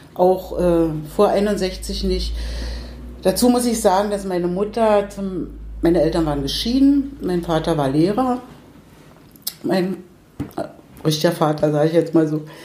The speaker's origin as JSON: {"language": "German", "region": "Berlin", "country": "Germany", "tie": "born or raised there", "said": "ich bin zwar jetzt ein, 35 Jahre hier in Kiez, in Treptow, aber ursprünglich Pankowerin. Und ich kann mich schon noch sehr gut erinnern, so an die Straße, in der ich gewohnt habe, als Kind in der Mendelstraße 5"}